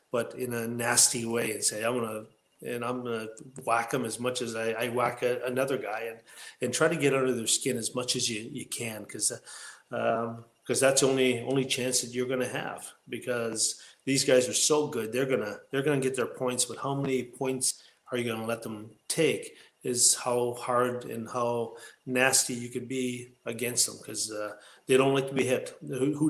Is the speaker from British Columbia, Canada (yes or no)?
no; Sault Ste. Marie, Ontario, Canada; I was born and raised on the Garden River First Nation outside the city of Sault Ste. Marie.